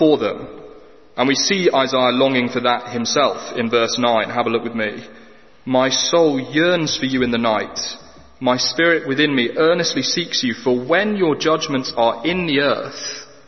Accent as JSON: {"language": "English", "region": "England", "country": "United Kingdom", "said": "We as the English"}